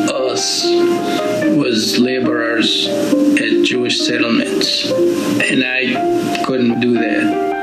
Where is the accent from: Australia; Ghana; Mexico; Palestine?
Palestine; moved away as an adult; now in Appomattox, United States; I was born and raised in Colenso in Palestine.